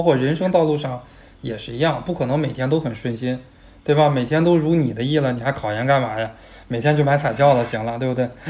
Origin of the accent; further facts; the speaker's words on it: Botou, Hebei, China; 我老家是河北沧州的，沧州下边有个哦。县就叫博头，不，沧州下边有个市，是博头市，博头那边的话离德州很近